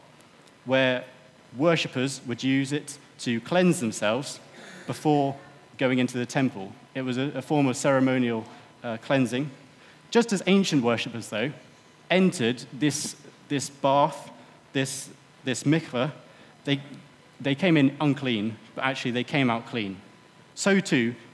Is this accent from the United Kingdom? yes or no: yes; United Kingdom; I think as British